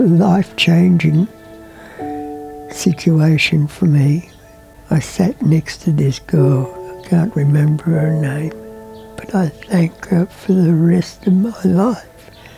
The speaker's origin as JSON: {"language": "English", "region": "Beijing", "country": "China", "tie": "born there", "said": "I was born in Beijing, China, to parents who were born in Russia."}